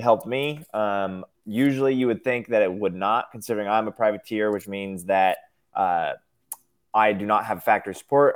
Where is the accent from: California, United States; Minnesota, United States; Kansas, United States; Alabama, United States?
Kansas, United States; Topeka; born or raised there; also born or lived in Manhattan, Kansas